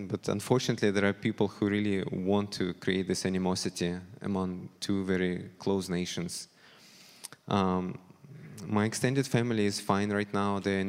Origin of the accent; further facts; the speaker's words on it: Ukraine; born there; moved away; also born or lived in Russia; As some of you know, I moved here with my family 8 years ago from Russia. I was born in Ukraine, however, and two of my grandmothers are Ukrainians.